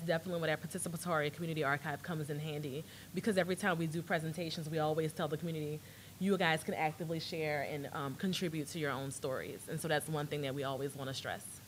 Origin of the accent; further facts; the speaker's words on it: New Orleans, Louisiana, United States; accent: Louisiana; now in Austin, United States; I'm from New Orleans, and so I have a Catholic upbringing.